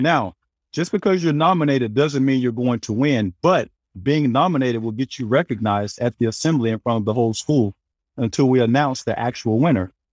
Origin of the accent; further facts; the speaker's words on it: hometown about an hour from Little Rock, Arkansas, United States; also born or lived in California; now in Florida, United States; from my hometown who played at Centenary. He was two years older than me. He actually left our town to go play in Little Rock about an hour away